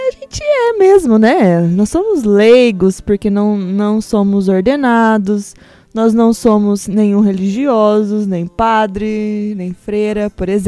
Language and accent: Portuguese; Cornélio Procópio, Paraná, Brazil; Também sou daqui de Cornélio